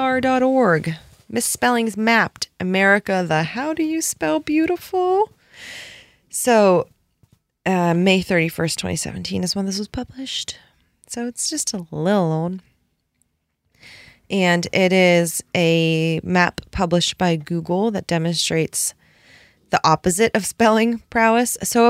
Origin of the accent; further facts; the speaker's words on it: Rhode Island, United States; born there; Guys, I was born in Rhode Island.